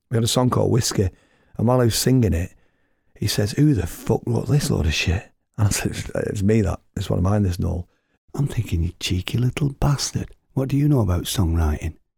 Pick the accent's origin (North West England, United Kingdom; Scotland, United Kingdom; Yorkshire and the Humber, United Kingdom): North West England, United Kingdom; Oldham; I'm from Oldham and we'd never had sunshine like this up there